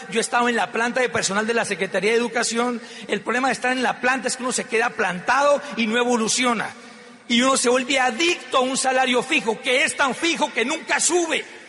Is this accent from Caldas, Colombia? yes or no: no; Popayán, Cauca, Colombia; Yo vengo de una ciudad muy pequeña que queda en el suroccidente colombiano que se llama Popayán. Soy payanés.